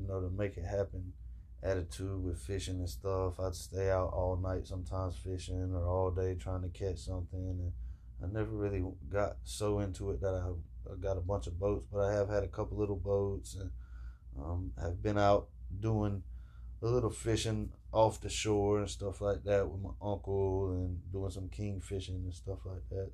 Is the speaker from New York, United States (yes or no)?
no; Jacksonville, Florida, United States; I'm from Jacksonville, Florida, and I grew up fishing